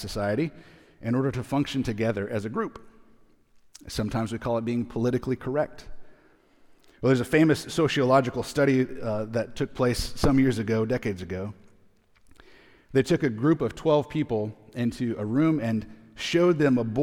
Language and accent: English; Arizona, United States; We're from Arizona